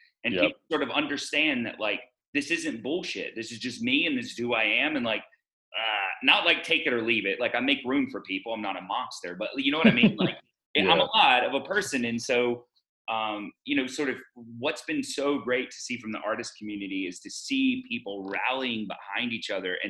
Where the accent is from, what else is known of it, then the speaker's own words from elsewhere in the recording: the South, United States; I'm from the South and I was raised with the phrase, don't show your true colors in public, like literally constantly.